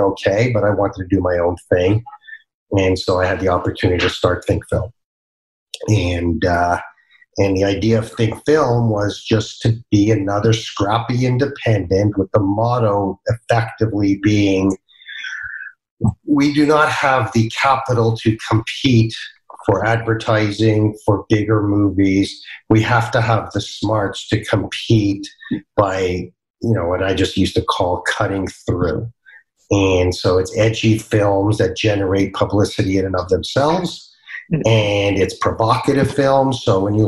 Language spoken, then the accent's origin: English; Canada; I've always lived in Canada